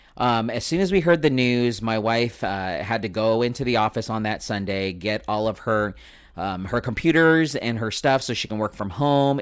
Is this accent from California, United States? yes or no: yes; San Diego, California, United States; also born or lived in Escondido; I am born and raised in San Diego, uh, son of a Navy man, and we luckily didn't get to go very many places. We mostly stayed in San Diego, so that is my hometown